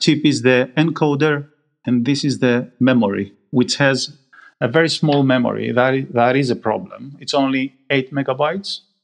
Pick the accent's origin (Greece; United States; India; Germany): Greece; moved away as an adult; also born or lived in Manchester, United Kingdom; now in United Kingdom